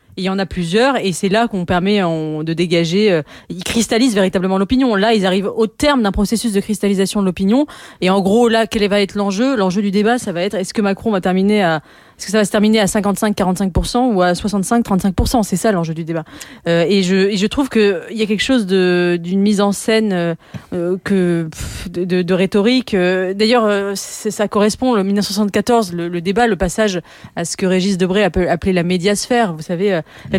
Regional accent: France; je suis française et que nous, Français, nous avons euh, la passion du débat

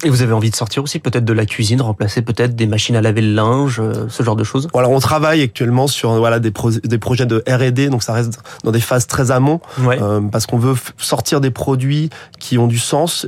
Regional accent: Haute-Savoie, Auvergne-Rhône-Alpes, France; moved away as an adult; also born or lived in Paris; now in Vendée, France; moi, je suis originaire de Haute-Savoie.

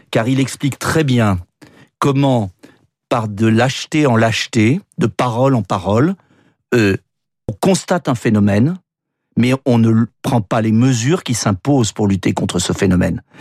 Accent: France; On est français avec une confession, pour certains, pour d'autres pas de confession.

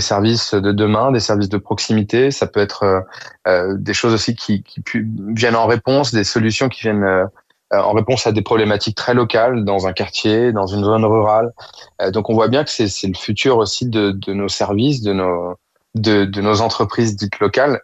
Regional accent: Évry-Courcouronnes, Île-de-France, France; Nous-mêmes venions de banlieue avec Monira on est originaire d'Evry-Courcouronne.

